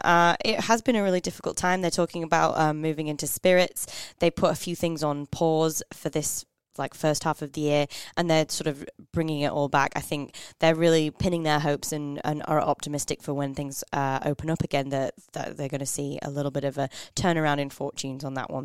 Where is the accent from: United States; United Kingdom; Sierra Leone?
United Kingdom; Northern England; I'm from Northern England